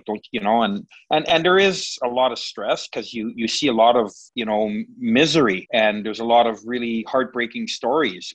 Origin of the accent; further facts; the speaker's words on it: Winnipeg, Manitoba, Canada; where I was born and where I come from. So I was born in St. Boniface